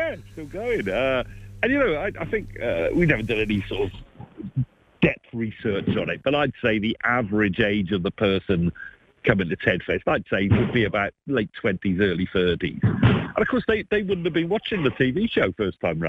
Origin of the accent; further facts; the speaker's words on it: Welsh, Wales, United Kingdom; I'm Welsh